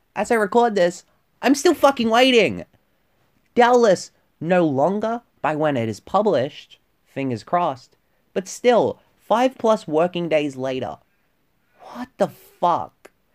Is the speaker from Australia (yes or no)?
yes; Victoria, Australia; my home state of Victoria